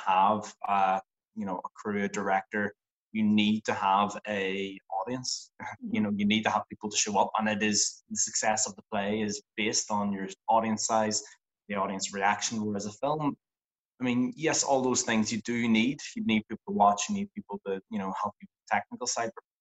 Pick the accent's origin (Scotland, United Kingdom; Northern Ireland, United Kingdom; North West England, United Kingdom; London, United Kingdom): Northern Ireland, United Kingdom; I'm an actor from Northern Ireland.